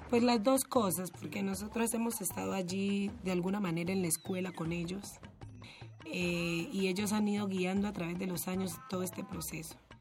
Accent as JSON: {"language": "Spanish", "town": "Timbiquí", "region": "Cauca", "country": "Colombia", "tie": "born or raised there", "moved": "yes", "lives_now": "Cali, Colombia", "said": "yo nací y me crié en Timbiquí"}